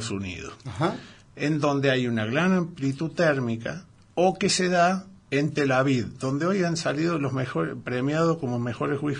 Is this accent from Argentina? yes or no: yes; San Juan, Argentina; Y allá me dicen que soy, cuando voy a mis pagos, soy sanjuanino.